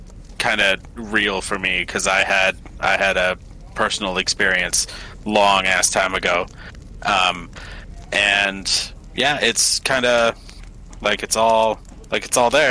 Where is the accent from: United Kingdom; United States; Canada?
Canada; I'm from Canada